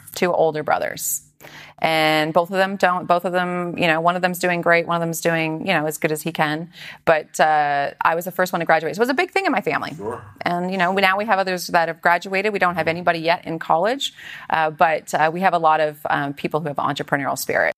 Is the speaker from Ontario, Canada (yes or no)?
no; Aldergrove, British Columbia, Canada; moved away as an adult; also born or lived in Edmonton, Alberta / Vancouver; now in San Diego, United States; Originally, I was born in Edmonton. Okay. And then I moved to Vancouver area, just outside of uh, Vancouver, in a little small town with 5,000 people called Aldergrove.